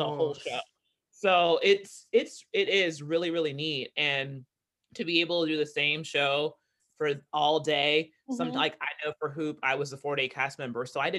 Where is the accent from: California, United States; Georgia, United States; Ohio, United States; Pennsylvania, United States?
Georgia, United States; Savannah; Sure. I grew up in Savannah, Georgia, the South, though I don't sound like it, but I am from the South, guys.